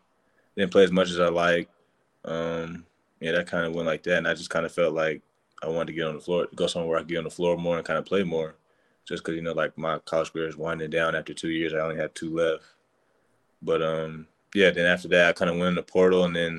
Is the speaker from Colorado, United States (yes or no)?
yes; Denver, Colorado, United States; Yeah, so I'm from Denver, Colorado. I went to George Washington my first 2 years, and then my second 2 years I went to Denver East High School.